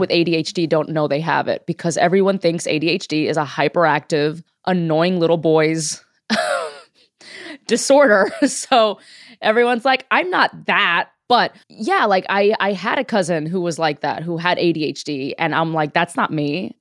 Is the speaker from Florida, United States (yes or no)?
yes; Miami, Florida, United States; moved away as an adult; now in Los Angeles, United States; I am a Cuban American comedian from Miami